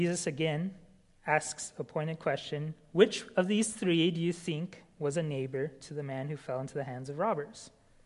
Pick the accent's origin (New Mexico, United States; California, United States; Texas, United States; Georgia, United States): New Mexico, United States; moved away; In my hometown in New Mexico